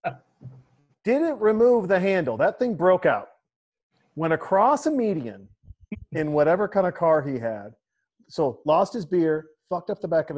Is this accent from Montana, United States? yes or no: yes; Montana, United States; moved away; my home state, Montana